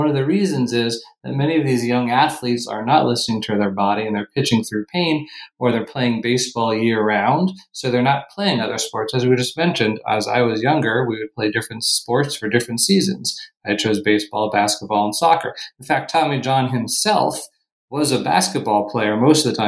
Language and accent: English; Fort Myers, Florida, United States; moved away as an adult; also born or lived in New York City / California / Ohio; now in Rochester, United States; I grew up in Fort Myers, Florida